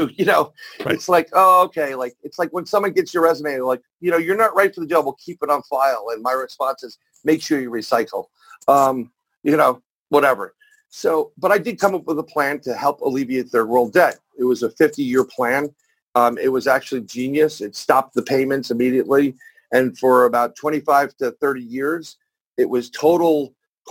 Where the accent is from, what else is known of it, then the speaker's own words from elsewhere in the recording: New York City, New York, United States; I'm born and raised in New York, New York City, or as that's now known, the plagued apple